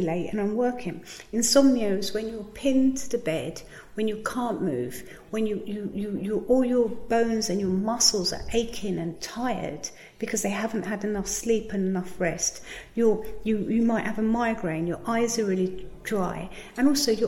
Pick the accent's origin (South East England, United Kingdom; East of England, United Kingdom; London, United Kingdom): South East England, United Kingdom; Margate; I come from Margate